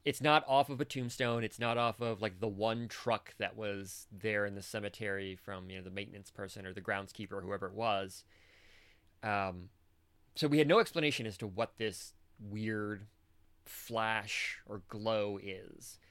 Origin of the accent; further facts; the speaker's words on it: Michigan, United States; I spent most of my life growing up in Michigan